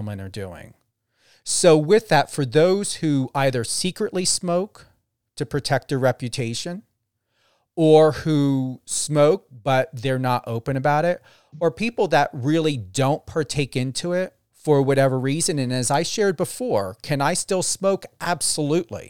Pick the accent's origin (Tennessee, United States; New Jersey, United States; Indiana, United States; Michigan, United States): New Jersey, United States; now in Las Vegas, United States; I'm currently in Las Vegas, Nevada. I know I'm originally from New Jersey